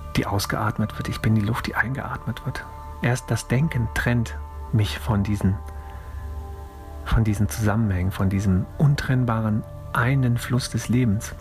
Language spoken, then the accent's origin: German; Cologne, North Rhine-Westphalia, Germany; ich bin in Köln aufgewachsen